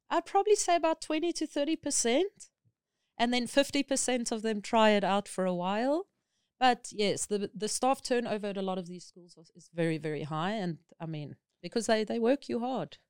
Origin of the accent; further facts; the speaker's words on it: South Africa; moved away as an adult; now in Thailand; as a South African, because we considered non-native speakers here, they require this from you.